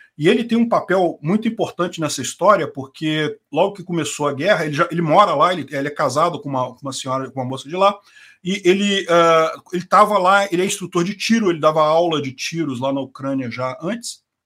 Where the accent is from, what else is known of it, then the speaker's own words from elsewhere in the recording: Brazil; also born or lived in Rio de Janeiro; eu sou brasileiro, brasileiro mesmo